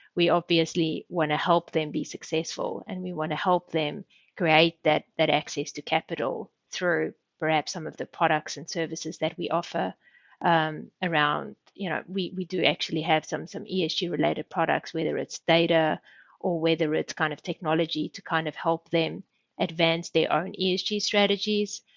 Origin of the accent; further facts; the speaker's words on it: South Africa; moved away as an adult; also born or lived in Sydney, Australia / Sweden; I grew up in South Africa. I did my studies in South Africa